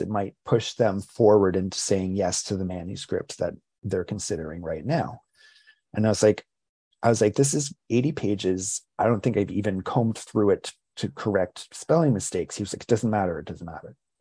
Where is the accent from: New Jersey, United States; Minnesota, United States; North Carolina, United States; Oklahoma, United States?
New Jersey, United States; also born or lived in Rhode Island / Basking Ridge, New Jersey; spent a lot of time uh, in, in my teen years in New Jersey. Uh, I was born in Rhode Island. Moved to New Jersey when I was 11 years old